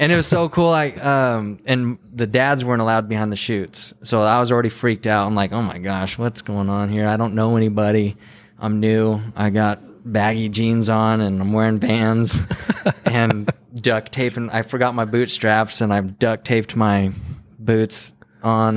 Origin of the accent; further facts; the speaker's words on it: Santa Fe, New Mexico, United States; now in Texas, United States; I was born in Santa Fe in 1988.